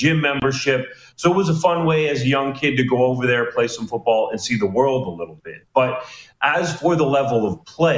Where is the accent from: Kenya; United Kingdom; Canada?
Canada; also born or lived in Germany; as a Canadian.